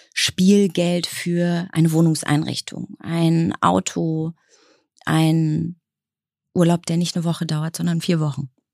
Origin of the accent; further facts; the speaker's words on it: Baltic Sea coast, Germany; moved away; Also ich bin an der Ostsee aufgewachsen, in einem wunderschönen kleinen Haus